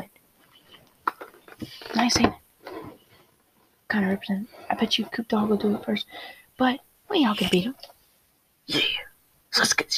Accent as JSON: {"language": "English", "region": "Carolina", "country": "United States", "said": "I'm from Carolina, so gotta represent the hometown a little bit"}